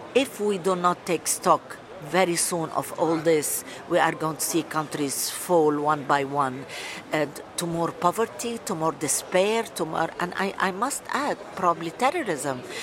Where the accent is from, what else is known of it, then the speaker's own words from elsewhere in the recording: Lebanon; now in United Kingdom; I'm Lebanese British. I've been living in the UK for 42 years.